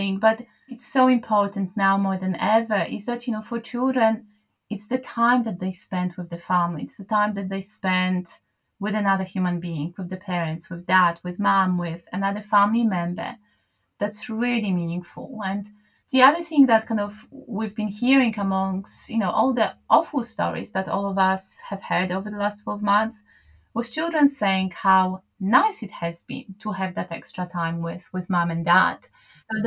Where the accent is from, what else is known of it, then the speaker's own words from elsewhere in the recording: Poland; moved away; I'm from Poland originally